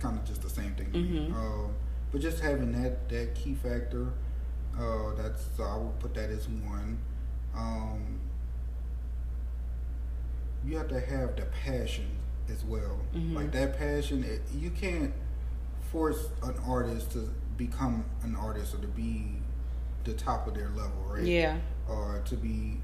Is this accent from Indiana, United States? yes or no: no; New Orleans, Louisiana, United States; growing up in New Orleans mm-hmm. and being from New Orleans